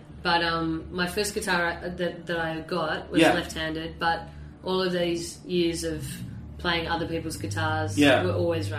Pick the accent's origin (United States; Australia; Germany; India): Australia; Sydney, New South Wales; I think growing up in Sydney, well, anywhere, I guess, in Australia especially